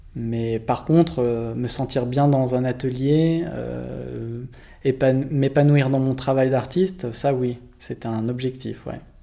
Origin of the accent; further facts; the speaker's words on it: Lausanne, Vaud, Switzerland; j'ai grandi à Lausanne